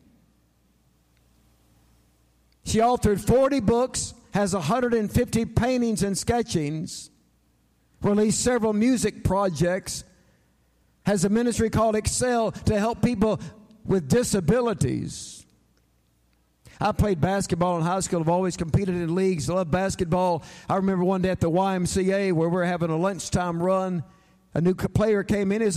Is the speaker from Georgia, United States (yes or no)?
yes; Atlanta, Georgia, United States; I'm from Atlanta, Georgia